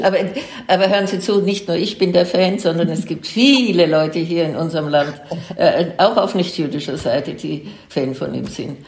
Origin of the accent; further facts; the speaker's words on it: Germany; also born or lived in Franconia / Munich; dass das meine Heimat ist und dass meine Familie schon drei, vier Generationen zurückverfolgt werden kann im fränkischen Bereich